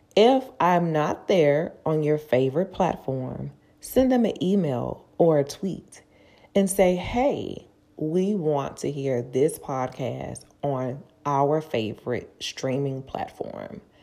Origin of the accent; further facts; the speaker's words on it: Houston, Texas, United States; I'm originally from Houston.